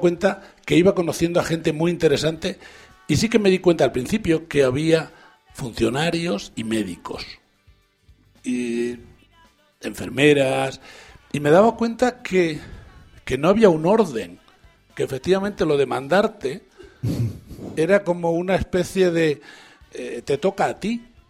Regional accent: Entrín Bajo, Extremadura, Spain; now in Ávila, Spain; Mi pueblo se llama Entrín Bajo.

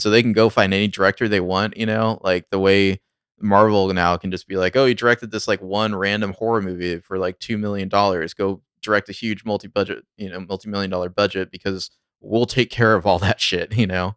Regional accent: Sacramento, California, United States; I'm from the Sacramento area. I've lived here a long time

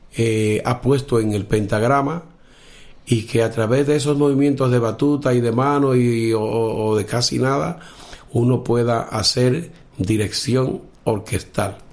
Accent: Villa Tapia?, Cibao, Dominican Republic; soy de República Dominicana, de un pueblecito que se llama Villatenaria, al norte del país, donde se llama el Cibao, el Valle del Cibao.

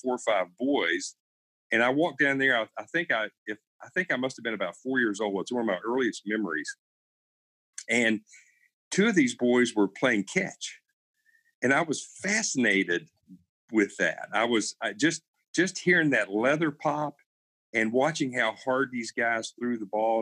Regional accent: Kentucky, United States; I grew up in rural Kentucky, a really small town down in south central, sort of southwestern Kentucky

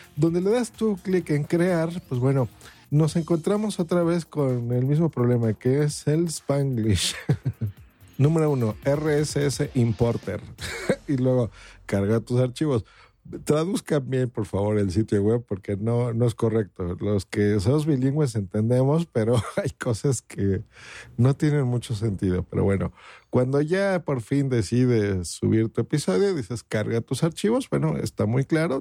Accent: Mexico; aquí en mi país, hablo por México

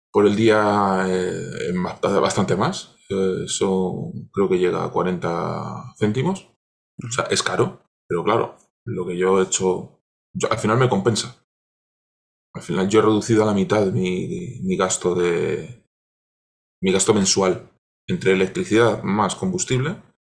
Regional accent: Cartagena, Region of Murcia, Spain; cerca de donde yo nací, yo soy de Cartagena

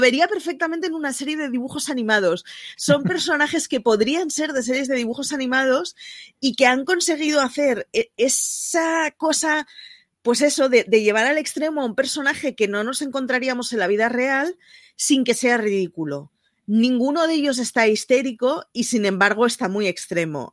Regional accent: Barcelona, Catalonia, Spain; como barcelonesa que siempre es representada por una sagrada familia a la que no voy ni una vez al año

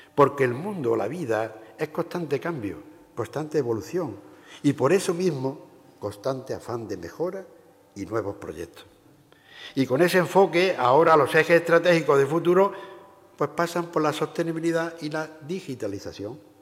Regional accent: La Roda de Andalucía, Andalusia, Spain; ser alcalde durante 10 años en mi pueblo, La Roda de Andalucía, donde nací

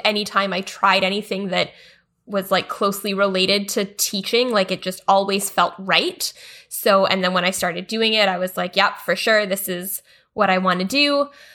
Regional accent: Canada; a big part of Canadian identity was the idea that we're not American. Like, that was one of the best things about being Canadian is that we are better than the U S

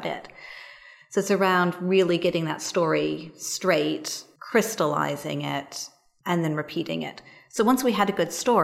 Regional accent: United States; moved away as an adult; now in London, United Kingdom; I am an American who's been in London for about 16 years, so I've done most of my working life here, despite the accent

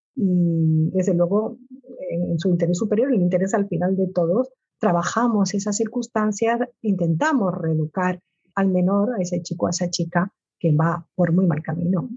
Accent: Canary Islands, Spain; como soy canario igual no me entiende todo el mundo

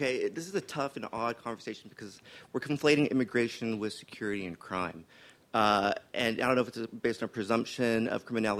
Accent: El Paso, Texas, United States; also born or lived in Round Rock; I'm from El Paso and I'm from Round Rock also, so kind of both places. But, you know, growing up in El Paso

